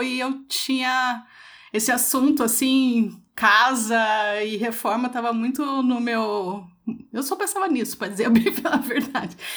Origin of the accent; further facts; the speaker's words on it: Curitiba, Paraná, Brazil; eu sou de Curitiba